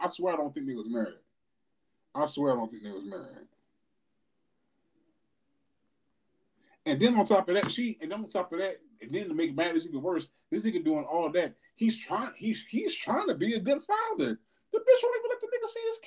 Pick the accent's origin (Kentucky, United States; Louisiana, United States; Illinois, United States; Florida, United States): Kentucky, United States; Louisville; I'm a nigga from Louisville